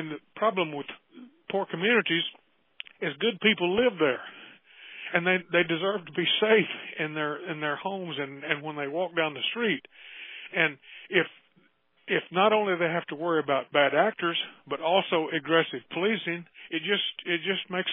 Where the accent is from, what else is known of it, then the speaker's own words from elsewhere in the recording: United States; also born or lived in Oklahoma; I grew up in Texas and Oklahoma in the 1940s and 50s